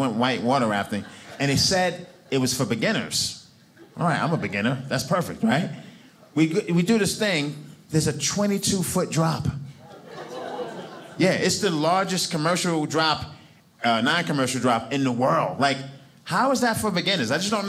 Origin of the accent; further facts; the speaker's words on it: New York City, New York, United States; now in Provo, United States; I'm from Brooklyn, New York, okay?